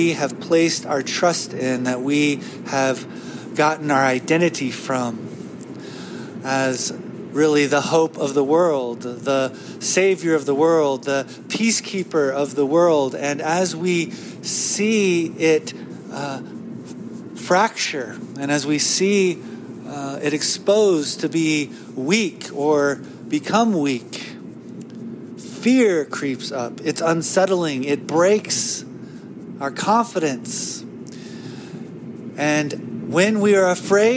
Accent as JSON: {"language": "English", "country": "United States", "said": "as an American"}